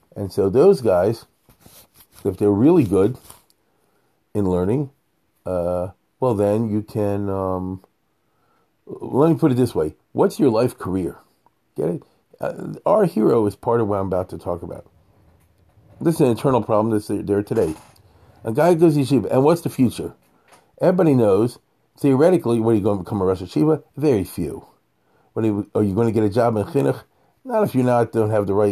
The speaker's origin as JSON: {"language": "English", "country": "United States", "said": "I'm an American"}